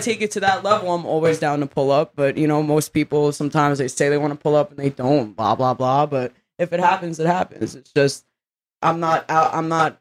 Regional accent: New York City, New York, United States; also born or lived in Long Island; I grew up in the slums of Brooklyn

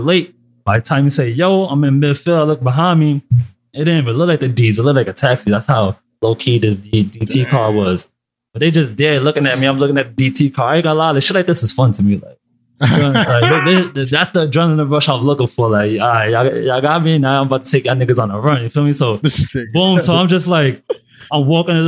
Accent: New York City, New York, United States; also born or lived in Ellenville, New York; from the Bronx

